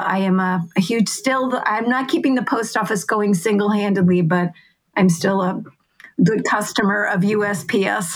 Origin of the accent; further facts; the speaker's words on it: Massachusetts, United States; I grew up in Massachusetts